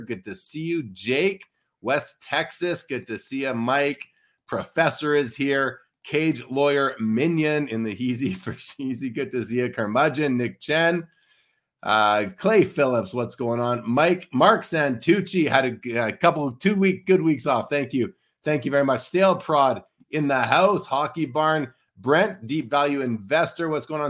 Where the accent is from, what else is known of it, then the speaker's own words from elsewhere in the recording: Winnipeg, Manitoba, Canada; now in Calgary, Canada; I'm originally from Winnipeg